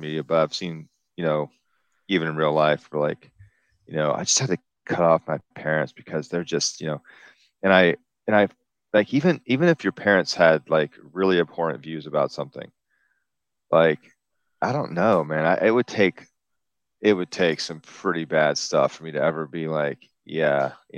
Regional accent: the South, United States; I'm from the South, so we have, you know, you have to deal with this, the whatever, the history of this, of the region.

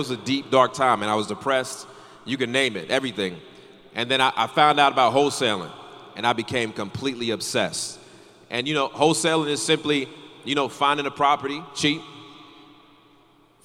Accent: North Carolina, United States; I grew up in North Carolina

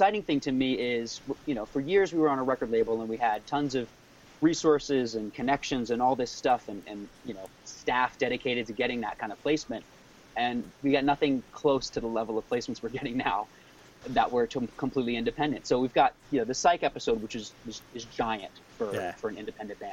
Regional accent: Rhode Island, United States; moved away as an adult; also born or lived in Japan / Hungary; now in Los Angeles, United States; I grew up in Rhode Island, actually. I grew up in New England. Yeah, I lived there until I was like 23.

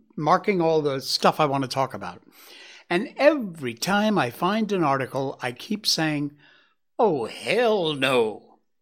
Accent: United States; now in Malaysia; I am American. I'm American at heart

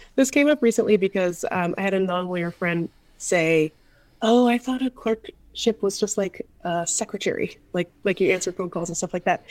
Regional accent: Seattle, Washington, United States; moved away; I grew up in Seattle

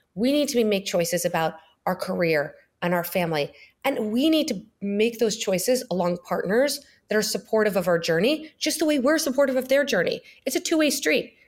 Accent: New York, United States; moved away as an adult; also born or lived in Springfield, Illinois / Boston / California; now in Miami, United States; I was born in Springfield, Illinois, grew up in New York, lived in New York my whole life

